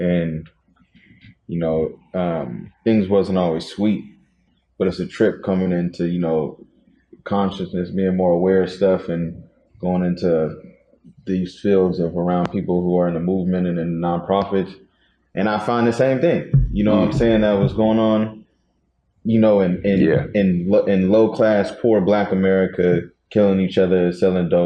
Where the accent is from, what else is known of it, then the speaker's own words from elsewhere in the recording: Seattle, Washington, United States; I'm from the Central District